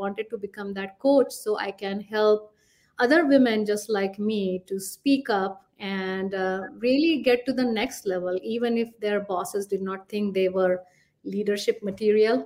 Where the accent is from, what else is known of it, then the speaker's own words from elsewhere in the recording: Nagpur, Maharashtra, India; moved away as an adult; now in United States; I'm originally from India. I come from a small town called Nagpur in Maharashtra.